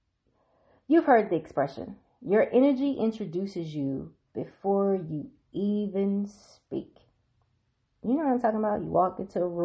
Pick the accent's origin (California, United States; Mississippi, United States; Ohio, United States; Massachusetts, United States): Mississippi, United States; now in Washington, D.C., United States; my home state of Mississippi